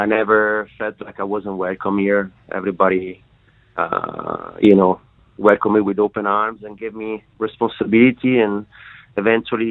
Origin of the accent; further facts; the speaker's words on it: Soave, Veneto, Italy; now in Margaret River, Australia; I was born in Soave, which is a wine region in the northeast of Italy, in the Veneto area, so the north part of Italy